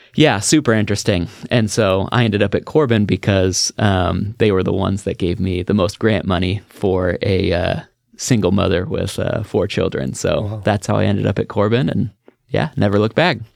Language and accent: English; Beaverton, Oregon, United States; I grew up in the just outside Portland, um, Beaverton area